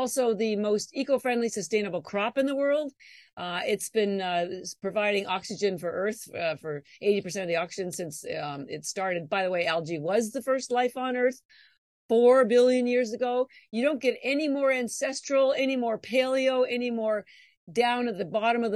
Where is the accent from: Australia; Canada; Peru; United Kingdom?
Canada; moved away as an adult; I'm actually Canadian, as I may have mentioned, and all my education was in Canada.